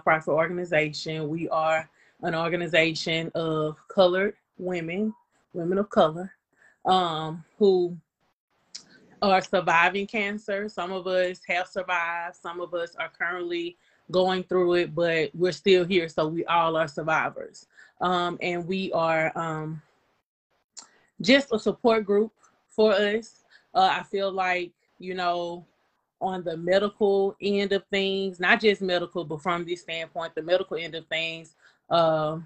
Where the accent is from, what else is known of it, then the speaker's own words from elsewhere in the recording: Shreveport, Louisiana, United States; I'm from Shreveport. I am from the Stony Hill area. So yeah, that is my stomping ground